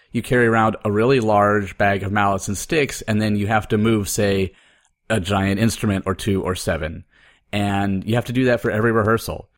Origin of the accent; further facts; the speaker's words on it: Oregon, United States; moved away as an adult; also born or lived in Appleton, Wisconsin; I was growing up in Oregon